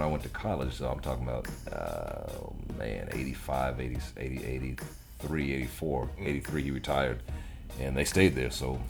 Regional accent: Virginia, United States; also born or lived in Germany; East Coast mainly, I'd say Virginia. I spent most of my life growing up in Virginia. But my dad was Army.

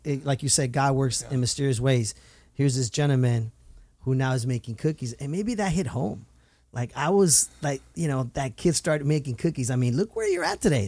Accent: Santa Ana, California, United States; Santa is my hometown

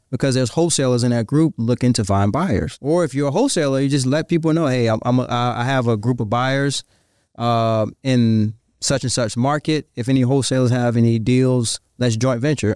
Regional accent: Virginia, United States; moved away; I'm from Virginia.

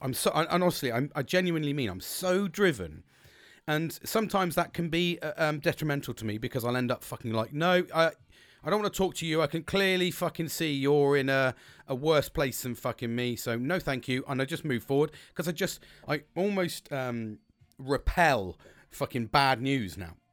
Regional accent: United Kingdom; We're British.

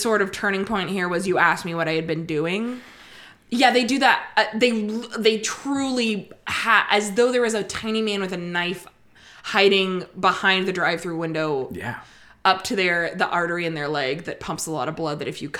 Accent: Bay Area, California, United States; moved away; I'm from the Bay Area originally.

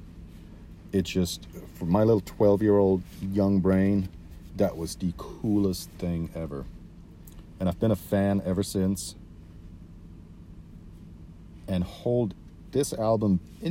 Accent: Switzerland; I grew up in Switzerland.

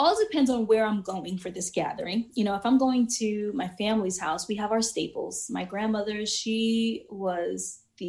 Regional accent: New York, United States; I grew up in New York

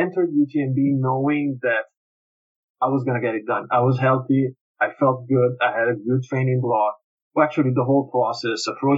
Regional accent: Italy; now in Canada; I was registered as Italian, yeah, and I'm not Canadian citizen yet

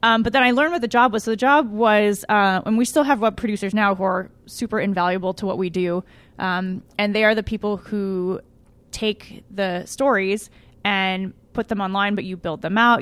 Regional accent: Pasadena, California, United States; I grew up in Pasadena. Uh, I was born here, um, grew up in L

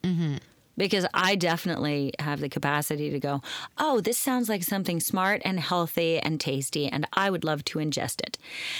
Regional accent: Portland, Oregon, United States; moved away as an adult; also born or lived in Philadelphia; I grew up in Portland, home of roasters, right?

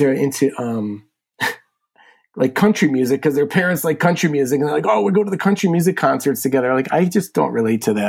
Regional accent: Buffalo, New York, United States; I grew up here in Buffalo. Been here my whole life.

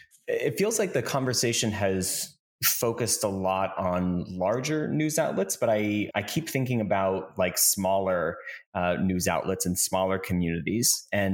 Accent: Pennsylvania, United States; moved away; I grew up in a really, really small town in Pennsylvania.

